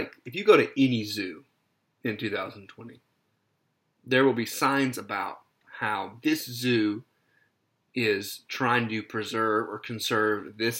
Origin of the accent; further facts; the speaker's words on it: Texas, United States; right outside of my hometown in Texas.